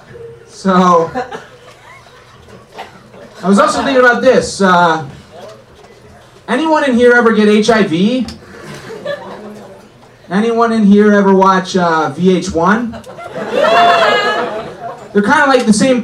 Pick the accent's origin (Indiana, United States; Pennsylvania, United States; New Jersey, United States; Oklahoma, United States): Indiana, United States; I'm from Indiana